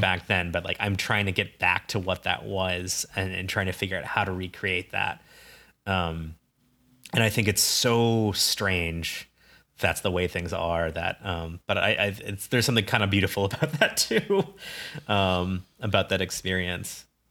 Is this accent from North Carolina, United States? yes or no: no; Ames, Iowa, United States; I grew up in Ames, Iowa, university town.